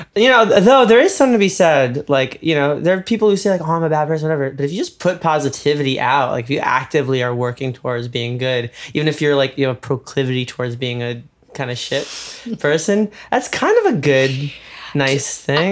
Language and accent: English; New York, United States; moved away as an adult; we're both from New York